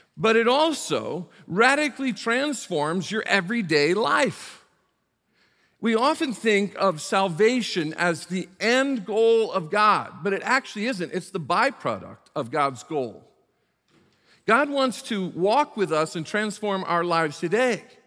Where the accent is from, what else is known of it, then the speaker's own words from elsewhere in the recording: South Bend, Indiana, United States; moved away as an adult; also born or lived in Beckley, West Virginia / Prince George's County, Maryland; went to my home state of Indiana, went to South Bend, Indiana, which is the ca, county seat of Saint Joe County, where I was born and raised, spent the first eighteen years of my life